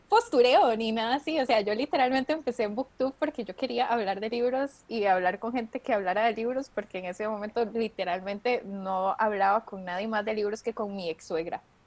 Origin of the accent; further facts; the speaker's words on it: Costa Rica; yo soy de Costa Rica, por eso digo la R así